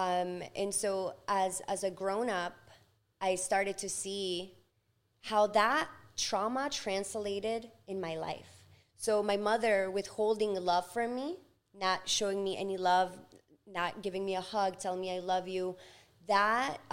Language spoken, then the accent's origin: English; Ecuador; English is a second language; now in United States; I was born in Ecuador in 1990